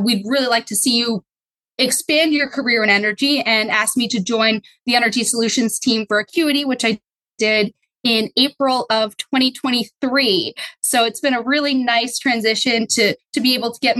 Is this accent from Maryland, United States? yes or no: no; Pottsville, Pennsylvania, United States; moved away; also born or lived in Bethlehem, Pennsylvania / New York City; I grew up in Pottsville, Pennsylvania